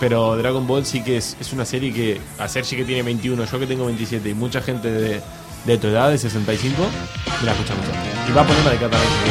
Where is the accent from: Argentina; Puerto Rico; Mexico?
Argentina; moved away; soy argentino